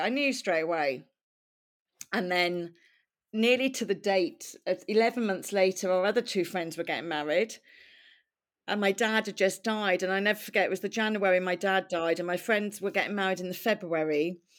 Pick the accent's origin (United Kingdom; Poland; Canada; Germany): United Kingdom; Wales; accent: Welsh; So yeah, I used my Welsh accent for quite some time.